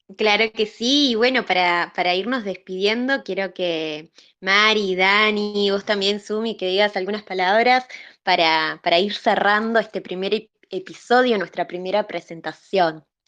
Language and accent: Spanish; Uruguay; soy de Uruguay y también soy terapeuta